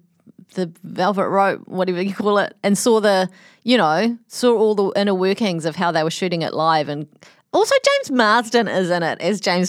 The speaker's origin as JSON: {"language": "English", "country": "New Zealand", "said": "It's a very close to, I'm a New Zealander."}